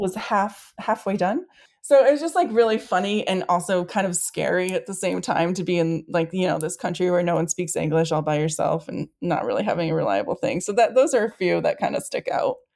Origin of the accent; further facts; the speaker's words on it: Saco, Maine, United States; also born or lived in Western Massachusetts / Australia; I'm in Saco, Maine. I'm back in my hometown